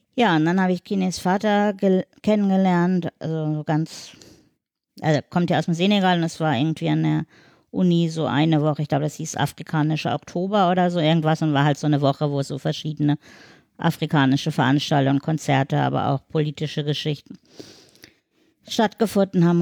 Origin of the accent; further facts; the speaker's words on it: Black Forest, Baden-Württemberg, Germany; now in Hamburg, Germany; ich komme nicht aus Hamburg, sondern aus dem Schwarzwald